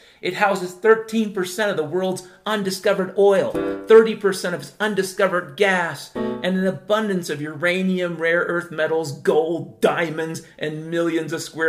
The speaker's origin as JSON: {"language": "English", "region": "California", "country": "United States", "tie": "born or raised there", "said": "I grew up in Southern California, about 4 minutes from Disneyland."}